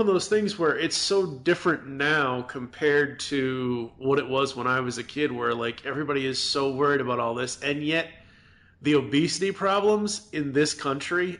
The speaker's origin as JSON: {"language": "English", "region": "Massachusetts", "country": "United States", "tie": "born or raised there", "moved": "yes", "lives_now": "Louisville, United States", "said": "growing up in Massachusetts, it's one of those things where, and growing up in the 80s back then"}